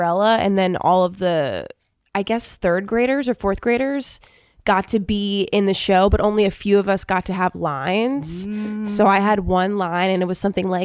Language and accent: English; New York City, New York, United States; I'm from New York City. I'm from Harlem